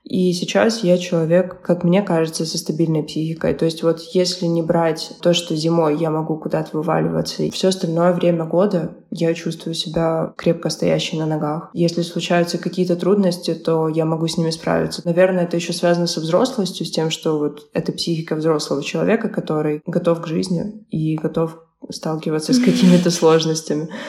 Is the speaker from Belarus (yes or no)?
no; Ukraine; Я переехала сюда из Украины и начала